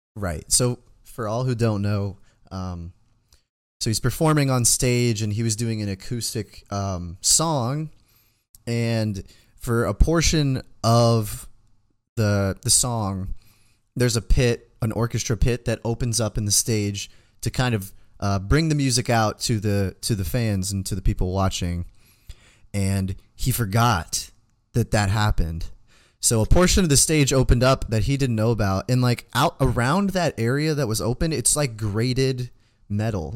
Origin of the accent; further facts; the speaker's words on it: United States; we're from America